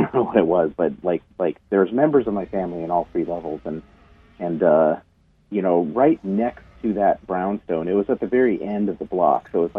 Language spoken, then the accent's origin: English; Chicago, Illinois, United States; born there; also born or lived in New Mexico; so I was born in Chicago, but I lived in New Mexico